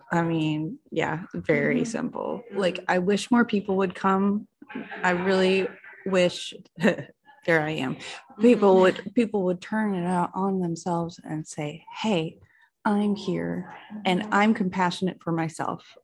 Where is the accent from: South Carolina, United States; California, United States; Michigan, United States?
South Carolina, United States; Chapin; also born or lived in Lexington; Hey, everybody. I'm, I'm … I am from Chapin and Lexington at the same time.